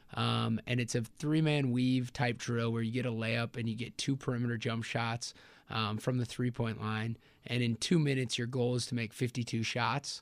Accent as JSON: {"language": "English", "town": "Elkhart Lake", "region": "Wisconsin", "country": "United States", "said": "I'm from Elkhart Lake, Wisconsin"}